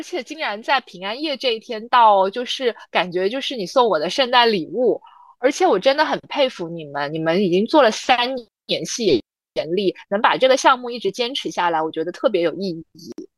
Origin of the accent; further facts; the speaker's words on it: Guangzhou, Guangdong, China; 我是来自广州的